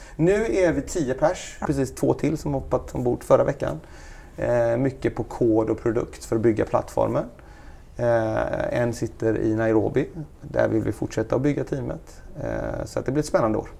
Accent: Gothenburg, Västra Götaland, Sweden; moved away as an adult; Jag och min fru, vi är svenskar, vi är från Göteborg

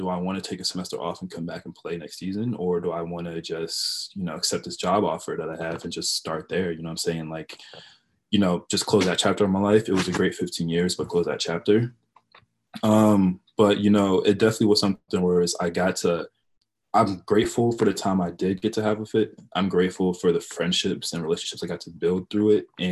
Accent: Georgia, United States; I'm from Cameroon, which is, you know, like West Central Africa, specifically in Bali, but born and raised here in Georgia.

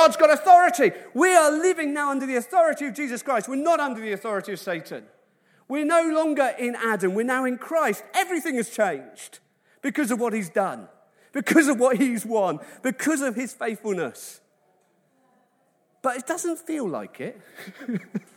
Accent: Wales, United Kingdom; I love it as a Welshman

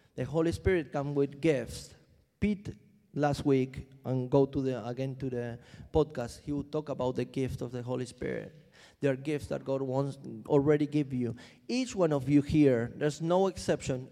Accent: Argentina; now in London, United Kingdom; I'm, I'm from Argentina.

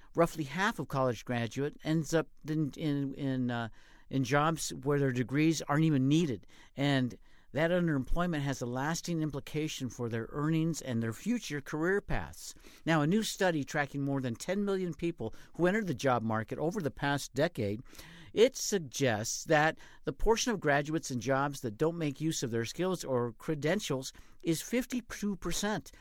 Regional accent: Colorado, United States; now in Nevada, United States; where I grew up in Colorado

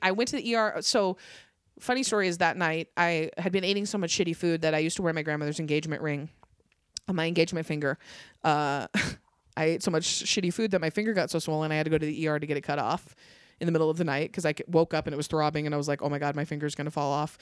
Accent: Fallon, Nevada, United States; also born or lived in Las Vegas, Nevada; I was born in Vegas, but I was raised in Northern Nevada. So I was raised in a really small farm town

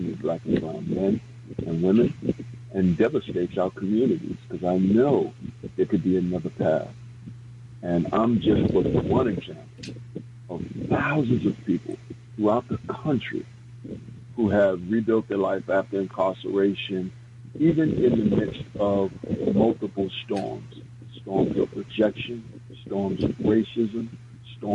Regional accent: New York City, New York, United States; I was born and raised in the South Bronx in Soundview Projects

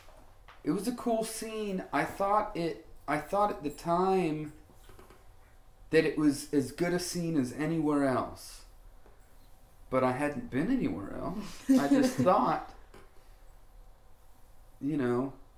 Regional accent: Orlando, Florida, United States; I grew up in Orlando.

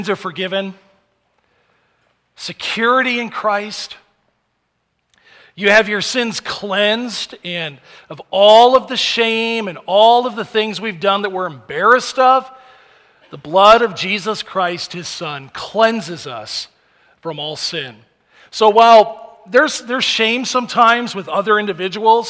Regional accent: United States; as Americans

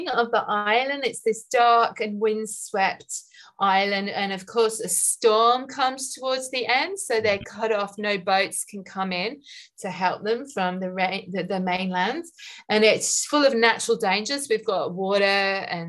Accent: Queensland, Australia; being a Queenslander

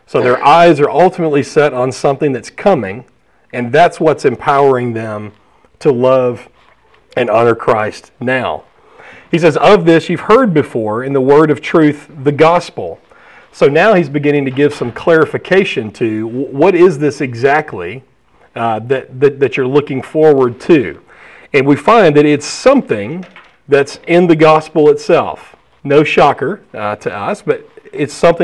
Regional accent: Alabama, United States; I'm from Alabama

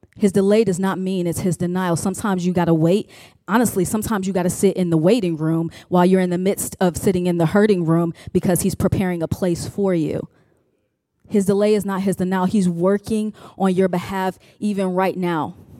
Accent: Chicago, Illinois, United States; now in Richmond, United States; I am from Richmond, Virginia, originally from Chicago, home of Harold's Chicken

